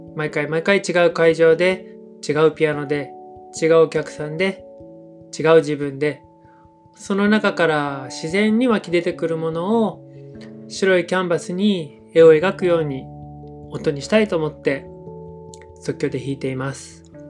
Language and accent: Japanese; Yokohama, Kanagawa, Japan; moved away as an adult; now in Sasebo, Japan; 僕の出身は神奈川県の横浜なんですけれども